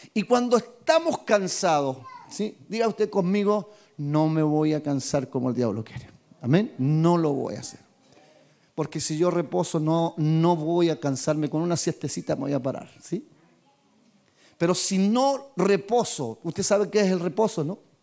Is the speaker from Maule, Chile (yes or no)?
yes; Talca, Maule, Chile; yo soy de Talca, mi ciudad es esta, mi nacimiento, mi cuna, mis padres, mis abuelos, todos de Talca